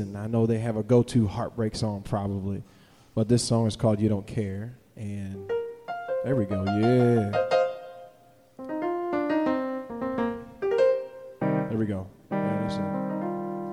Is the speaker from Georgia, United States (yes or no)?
no; Winchester, Kentucky, United States; I am from here. I'm from Winchester, Kentucky